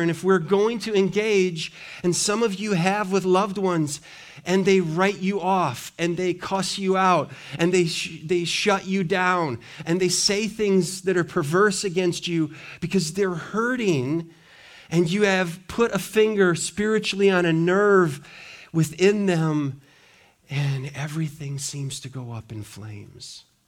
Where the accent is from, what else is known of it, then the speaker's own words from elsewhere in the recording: Montana, United States; I grew up in Montana.